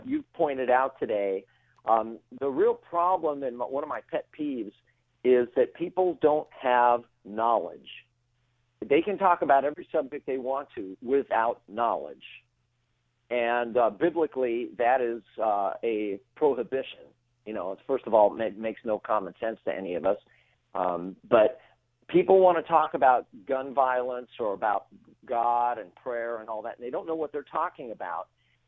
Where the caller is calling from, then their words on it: Woodland Hills, California, United States; I am right now in Woodland Hills.